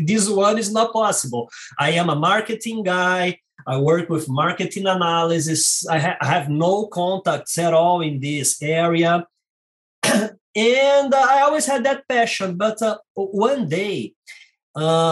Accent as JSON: {"language": "English", "region": "Rio de Janeiro", "country": "Brazil", "second_language": "English", "moved": "as an adult", "lives_now": "San Diego, United States", "said": "as you can notice by my accent, I am Brazilian and from Rio de Janeiro"}